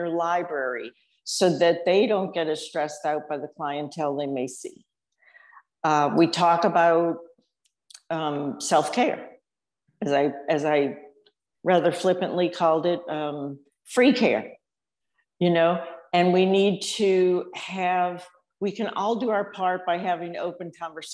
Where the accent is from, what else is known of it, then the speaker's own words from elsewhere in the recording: New Orleans, Louisiana, United States; moved away as an adult; also born or lived in Austin, Texas; I grew up in New Orleans and I went to Texas for too long and moved back